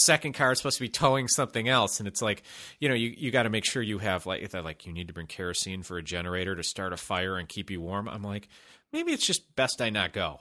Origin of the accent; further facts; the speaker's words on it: Chicago, Illinois, United States; now in Los Angeles, United States; I grew up in Chicago